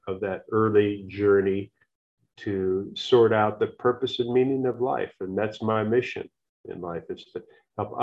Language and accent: English; United States; I'm an American.